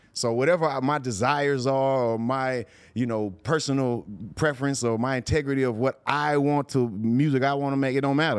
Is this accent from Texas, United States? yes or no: yes; Houston, Texas, United States; growing up in Houston, it was a screwed up city